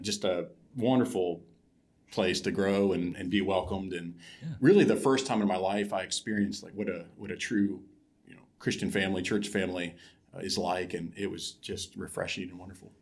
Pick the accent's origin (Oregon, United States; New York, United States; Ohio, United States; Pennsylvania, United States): Ohio, United States; moved away as an adult; also born or lived in Kuala Lumpur, Malaysia; I grew up in Ohio, in a small town